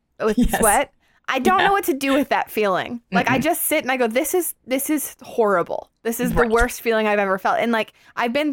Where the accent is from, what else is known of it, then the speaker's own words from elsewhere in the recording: Arizona, United States; I'm from Arizona. I know heat